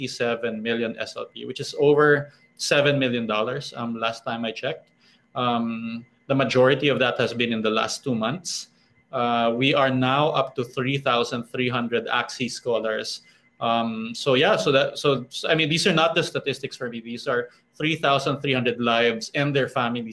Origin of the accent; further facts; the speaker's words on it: Philippines; here in my home country, in the Philippines